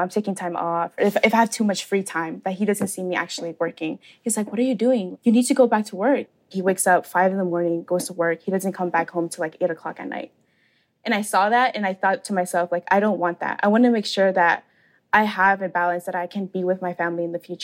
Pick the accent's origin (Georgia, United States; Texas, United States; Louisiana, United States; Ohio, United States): Georgia, United States; Atlanta; I was born and raised here in Atlanta, Georgia